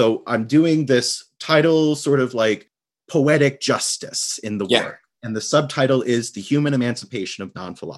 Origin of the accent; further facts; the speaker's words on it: New York City, New York, United States; Well, I'm from New York City. Born and raised in Staten Island, New York, or Shaolin, if you listen to … I grew up there and lived back and forth taking the Staten Island ferry every day for the past decade.